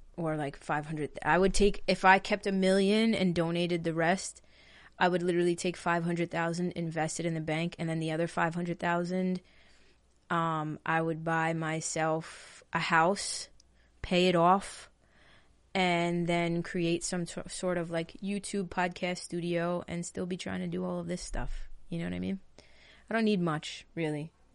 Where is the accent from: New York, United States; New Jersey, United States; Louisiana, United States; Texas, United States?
New York, United States; Long Island; I'm from New York, live on Long Island, lived in this house my entire life.